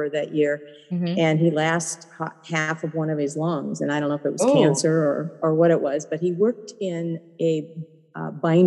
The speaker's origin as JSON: {"language": "English", "region": "Ohio", "country": "United States", "tie": "born or raised there", "said": "was born in Ohio"}